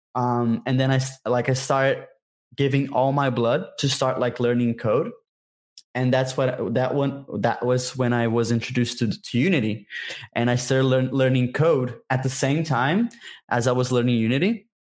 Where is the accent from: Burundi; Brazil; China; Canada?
Brazil; I'm from Brazil, by the way. I'm a Brazilian game developer